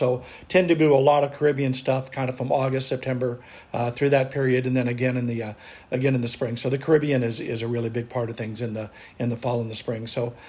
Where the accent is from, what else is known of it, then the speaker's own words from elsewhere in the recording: Northern California, United States; moved away as an adult; now in Toronto, Canada; I born and raised in the States, in California, actually, Northern California. So, you know, 25 years, not quite half my life, but pretty close.